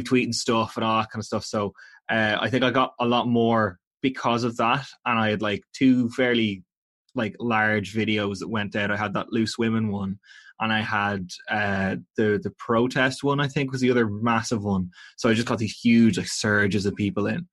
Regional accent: Navan, County Meath, Ireland; I'm from Navan in County Meath originally.

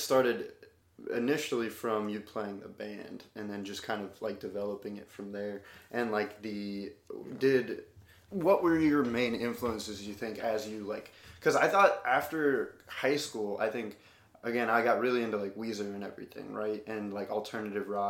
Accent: Ohio, United States; I'm from Ohio.

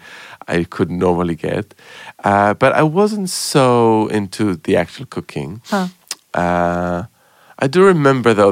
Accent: Jerusalem, Jerusalem District, Israel; growing up in Jerusalem.

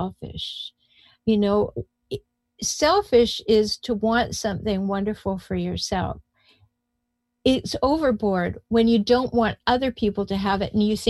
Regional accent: Canada; moved away as an adult; now in United States; I come from Canada

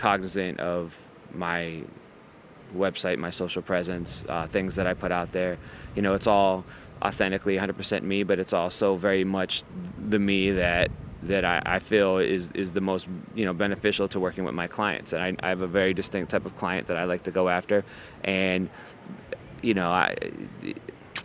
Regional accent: Ohio, United States; moved away as an adult; now in New York, United States; I grew up in Ohio

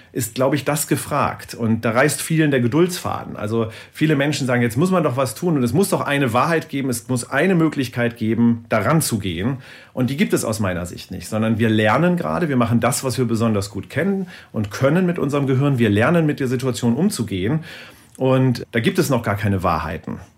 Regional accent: Lower Saxony, Germany; Ich komme hier aus dem Norden hier gibt es ein Gebiet, das heißt Teufelsmoor äh, in der Nähe von Bremen, Worpswede, die Ecke.

